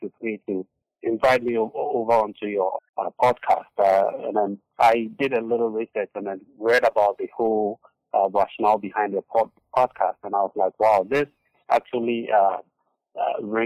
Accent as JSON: {"language": "English", "town": "Accra", "region": "Greater Accra", "country": "Ghana", "tie": "born or raised there", "also_born_or_lived": "Eastern Region, Ghana / United Kingdom", "moved": "as an adult", "lives_now": "United States", "said": "I was born and raised in Accra, Ghana."}